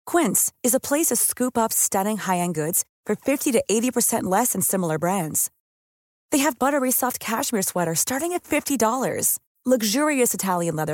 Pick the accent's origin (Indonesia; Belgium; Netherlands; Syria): Netherlands; Arnhem, Gelderland; Maar als Arnhemmer en als Vitesse supporter kan ik dit heel moeilijk verteren.